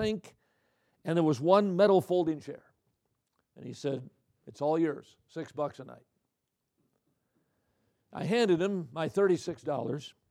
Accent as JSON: {"language": "English", "region": "Midwest", "country": "United States", "said": "I'm from the Midwest."}